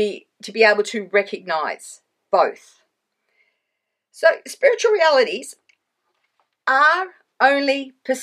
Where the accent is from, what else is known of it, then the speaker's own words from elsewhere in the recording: Australia; also born or lived in Sydney; I am Australian. Actually, I live in Sydney